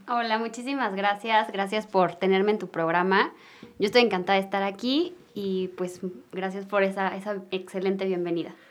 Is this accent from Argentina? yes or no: no; Mexico City, Mexico; nací aquí en la Ciudad de México, nací en una familia pues muy unida